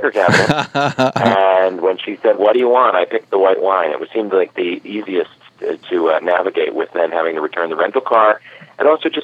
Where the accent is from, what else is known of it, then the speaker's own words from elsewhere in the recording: United States; moved away as an adult; also born or lived in New York City / Woodland Park, New Jersey; now in Los Angeles, United States; I lived in New York for 17 years, and I grew up outside New York